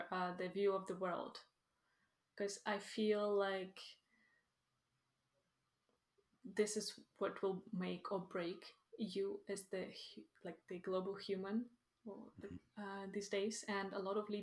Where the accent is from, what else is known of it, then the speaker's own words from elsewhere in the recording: Ukraine; also born or lived in Sweden; now in Iceland; I am originally from Ukraine